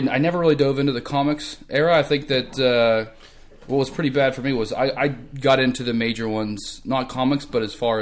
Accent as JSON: {"language": "English", "town": "St. Clairsville", "region": "Ohio", "country": "United States", "tie": "born or raised there", "said": "my hometown, we had a big mall that was there"}